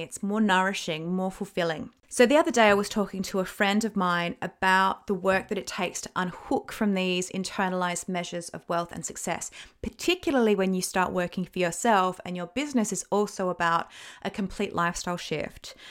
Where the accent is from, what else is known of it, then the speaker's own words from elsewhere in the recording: Australia; moved away as an adult; now in United Kingdom; I'm Australian